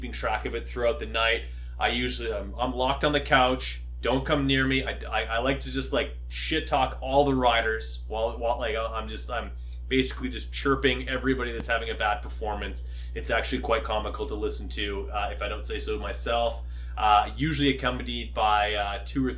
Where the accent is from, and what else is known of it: Canada